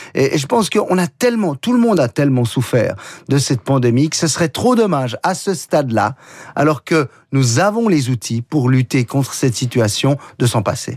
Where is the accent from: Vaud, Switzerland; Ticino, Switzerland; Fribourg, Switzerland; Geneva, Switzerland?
Geneva, Switzerland; chez nous à Genève